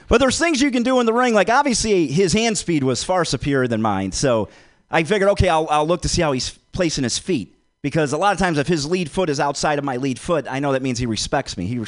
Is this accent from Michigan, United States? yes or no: yes; Detroit, Michigan, United States; I'm from Detroit